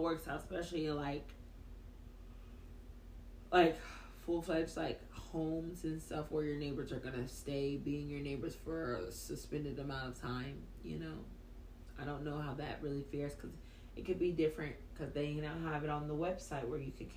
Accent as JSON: {"language": "English", "region": "the South", "country": "United States", "said": "I'm from the South"}